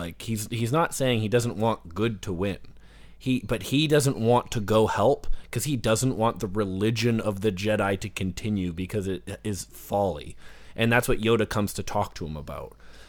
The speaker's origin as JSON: {"language": "English", "country": "Canada", "said": "Well, I'm like Canadian, so I'm always like I'm always a centralist on everything, right?"}